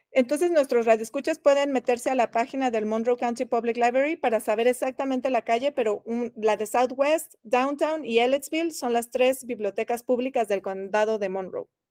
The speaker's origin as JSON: {"language": "Spanish", "region": "Mexico City", "country": "Mexico", "moved": "as an adult", "lives_now": "Bloomington, United States", "said": "yo que vengo de la Ciudad de México"}